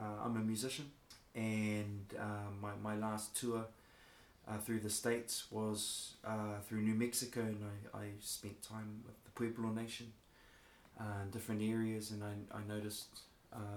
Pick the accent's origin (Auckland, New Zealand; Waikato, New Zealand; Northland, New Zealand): Waikato, New Zealand; So I hail from the Waikato region, kind of central New Zealand.